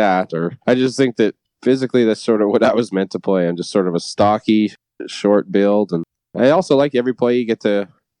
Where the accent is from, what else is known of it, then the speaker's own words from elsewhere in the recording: Weyburn, Saskatchewan, Canada; growing up in Saskatchewan